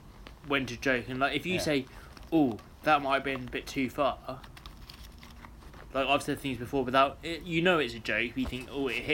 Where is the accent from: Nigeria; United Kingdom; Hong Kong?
United Kingdom; a Brit coming into an American conversation